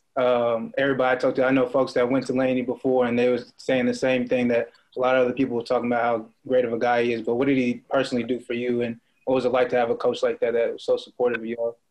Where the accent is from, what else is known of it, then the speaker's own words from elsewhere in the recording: Oakland, California, United States; coming from the Bay Area, like I'm from Oakland